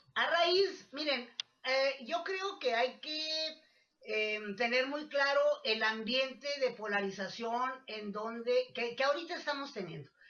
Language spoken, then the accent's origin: Spanish; Mexico; como mexicanos